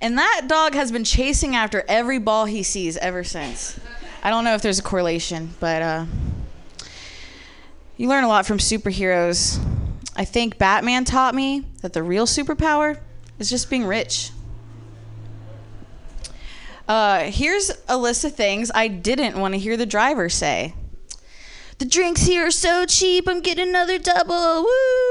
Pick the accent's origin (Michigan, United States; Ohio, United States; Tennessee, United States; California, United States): Ohio, United States; I'm from the Midwest, but actually I'm from Ohio